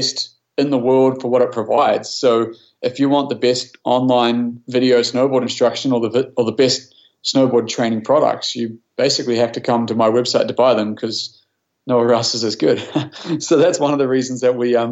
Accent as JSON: {"language": "English", "country": "New Zealand", "tie": "born or raised there", "moved": "as an adult", "lives_now": "Canada", "said": "I grew up in New Zealand, which is why I have this different accent."}